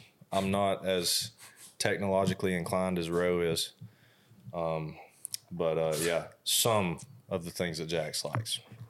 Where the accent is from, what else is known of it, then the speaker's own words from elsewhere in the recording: Russellville, Alabama, United States; I go to Sanford University. I'm also from Russellville, Alabama.